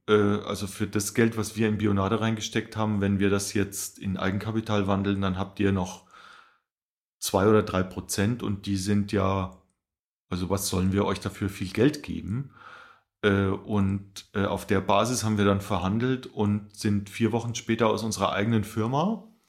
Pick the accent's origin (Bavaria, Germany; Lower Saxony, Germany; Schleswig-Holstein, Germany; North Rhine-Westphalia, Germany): Bavaria, Germany; Rhön, Lower Franconia; moved away; ich komme ursprünglich aus der Rhön, das ist äh, der letzte Zipfel von Bayern, nennt sich Unterfranken